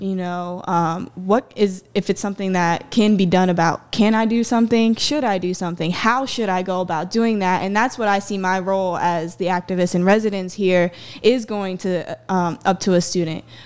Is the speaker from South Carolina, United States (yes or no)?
yes; Myrtle Beach, South Carolina, United States; I grew up here in, uh, Myrtle Beach.